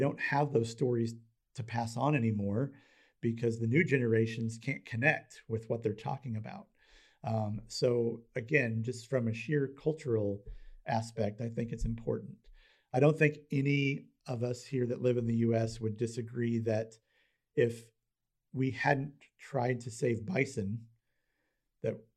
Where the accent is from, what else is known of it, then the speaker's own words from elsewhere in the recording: United States; as an American